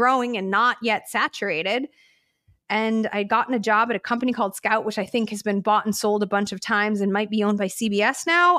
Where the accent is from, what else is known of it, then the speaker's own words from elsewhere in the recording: Chicago, Illinois, United States; I'm from Chicago, which is like a sports city, right? So like everybody in the Midwest loves sports. We all know sports. This weird like women don't do sports thing just didn't exist in the ecosphere that I was growing up